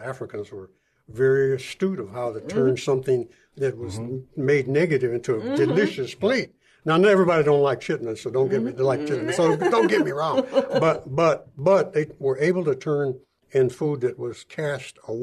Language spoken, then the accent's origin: English; San Antonio, Texas, United States; I grew up in San Antonio. I was born and raised